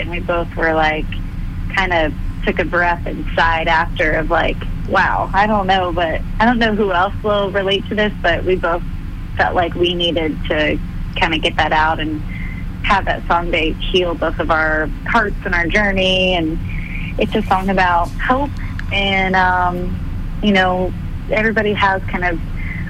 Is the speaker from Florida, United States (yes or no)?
yes; Clearwater, Florida, United States; moved away as an adult; now in Nashville, United States; my hometown theater. It's called the Capitol Theater in Clearwater.